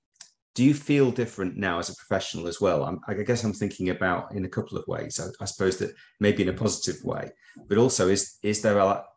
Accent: Preston, North West England, United Kingdom; now in Birmingham, United Kingdom; we're from Birmingham, but I'm actually from Preston originally. So all my affiliations in the Northwest

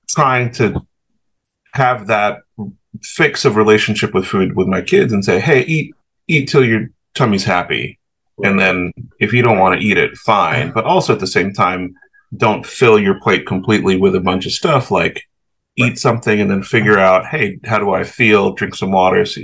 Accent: the South, United States; the crazy thing about growing up in the South in the 80s and 90s

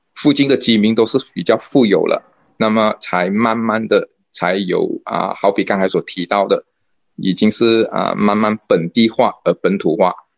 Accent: Bukit Mertajam, Penang, Malaysia; 因为我是到D在这里长大的人

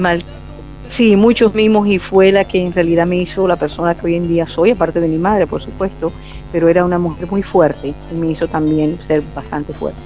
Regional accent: Barranquilla, Atlántico, Colombia; Nací en Barranquilla, Colombia, de madre colombiana y padre italiano.

